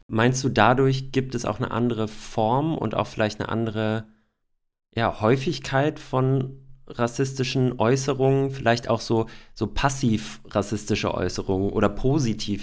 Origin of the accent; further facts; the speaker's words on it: Hesse, Germany; Ich sage auch aus Hessen